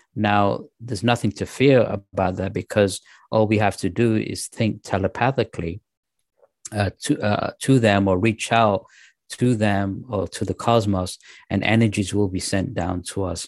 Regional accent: England, United Kingdom; also born or lived in Pakistan; I was born in Pakistan, and, uh, when we moved to England, I was raised as a Muslim

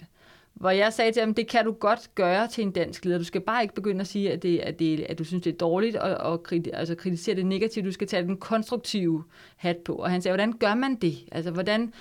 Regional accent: Denmark

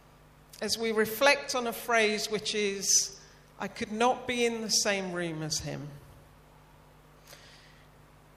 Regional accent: United Kingdom; being the Brit in a room full of Americans

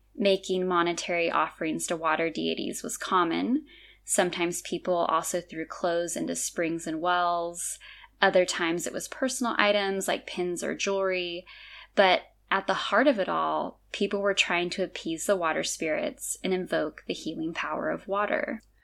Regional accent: California, United States; moved away as an adult; now in Azores, Portugal; being born and raised in California

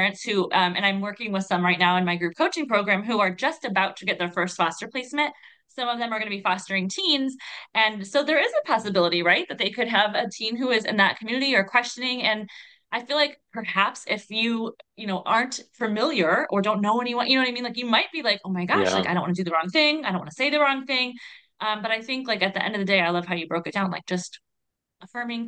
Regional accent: Ohio, United States; now in Connecticut, United States; I'm from Ohio originally

